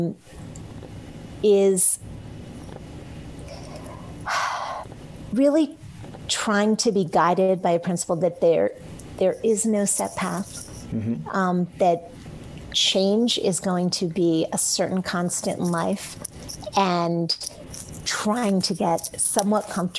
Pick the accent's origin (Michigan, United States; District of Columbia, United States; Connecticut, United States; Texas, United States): District of Columbia, United States; D.C.; I grew up outside of Washington, D.C.